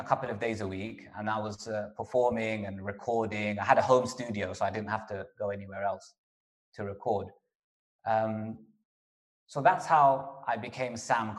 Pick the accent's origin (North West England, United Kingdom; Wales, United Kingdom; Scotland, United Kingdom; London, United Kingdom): London, United Kingdom; Kingsbury; Because I grew up in Kingsbury, which is northwest London. Wembley, we initially lived in a council estate in Wembley called Chalk Hill Estate